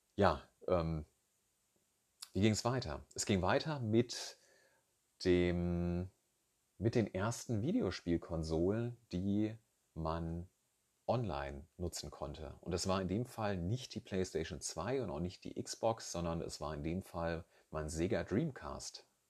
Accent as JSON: {"language": "German", "area": "Rhine-Main area", "region": "Hesse", "country": "Germany", "tie": "born or raised there", "said": "ich komme hier aus dem Rhein-Main-Gebiet"}